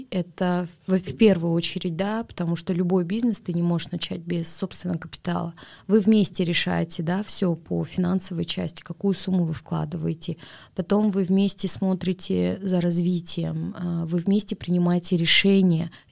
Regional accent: Kazakhstan; Поэтому все-таки, ну мы же казахи, мы думаем об этом.

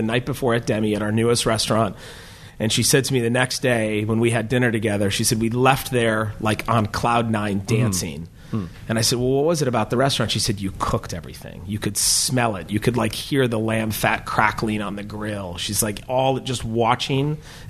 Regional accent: Minnesota, United States; We as a Minnesotan

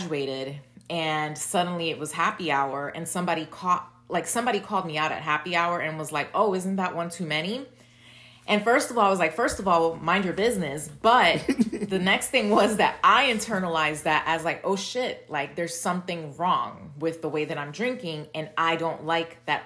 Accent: New York City, New York, United States; I was born and raised in Brooklyn

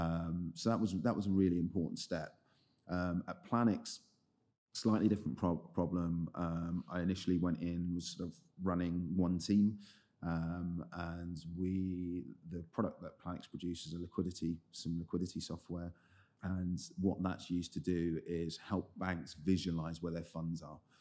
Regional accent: London, United Kingdom; I grew up in the Southeast. Um, so I, main part of the time I spent there was in a, in a place called Lewisham

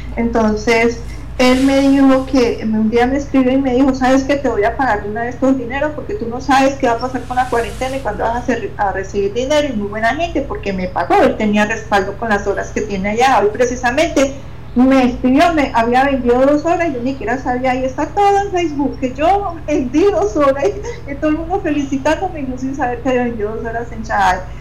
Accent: Pereira, Risaralda, Colombia; en la ciudad mía donde yo nací, en Colombia, en Pereira

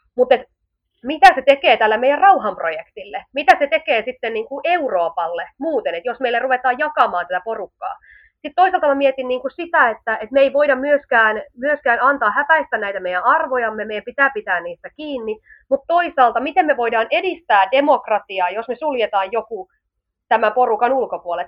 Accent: Finland; also born or lived in Southern Finland; meillä jo Suomessa

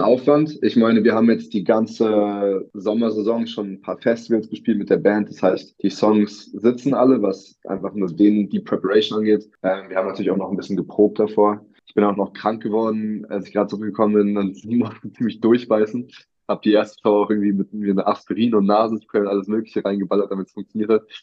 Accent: Berlin, Germany; Berlin meine Heimatstadt ist

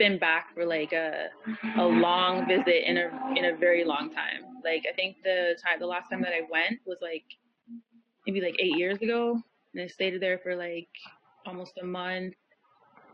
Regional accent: Canada; also born or lived in Antigua / Massachusetts; I was born here in Canada

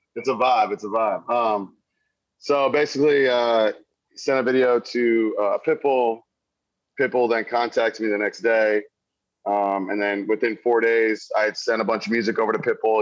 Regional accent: Wildwood, Missouri, United States; moved away as an adult; also born or lived in Columbia, Missouri; now in Nashville, United States; I'm originally from Wildwood, Missouri. Um, that's where I was born and raised.

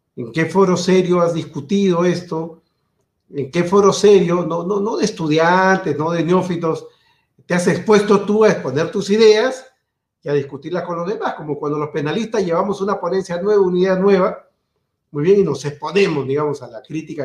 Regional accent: Peru

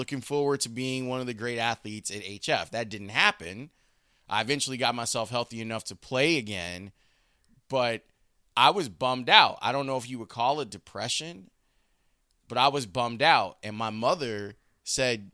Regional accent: Chicago, Illinois, United States; also born or lived in Homewood, Illinois; it broke my heart when we moved from Roseland to Homewood

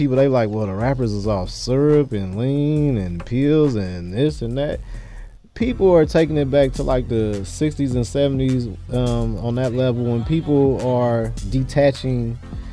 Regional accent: Berkeley, California, United States; also born or lived in Oakland, California; I was born in Oakland, California, raised in Berkeley, California

